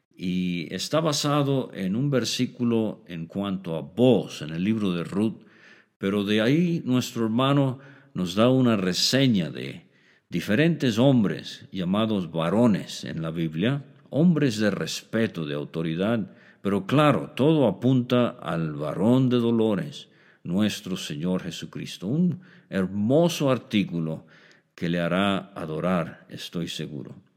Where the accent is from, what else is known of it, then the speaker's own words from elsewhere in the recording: Mexico; como decimos en México